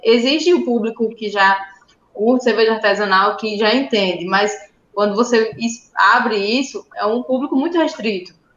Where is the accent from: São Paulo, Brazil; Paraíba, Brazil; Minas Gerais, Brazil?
Paraíba, Brazil; Sousa; moved away as an adult; now in Campina Grande, Brazil; a gente é de Souza, que é uma cidade mais no interior